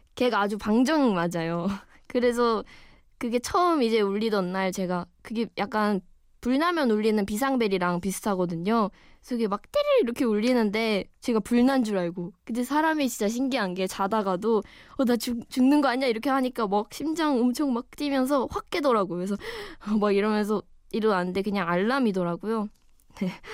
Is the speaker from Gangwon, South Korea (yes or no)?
yes; Wonju, Gangwon, South Korea; now in Seoul, South Korea; 언니랑 저는 원주에서 자랐어요. 강원도 원주라고 아시나요?